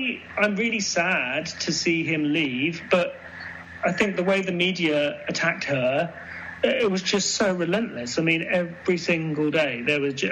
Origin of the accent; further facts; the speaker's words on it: United Kingdom; growing up in Britain